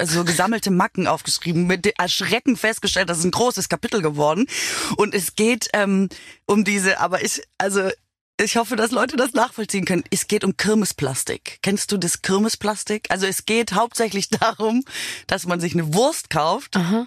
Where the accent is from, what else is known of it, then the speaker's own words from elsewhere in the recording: Swabia, Germany; now in Berlin, Germany; Ich bin ja Schwäbin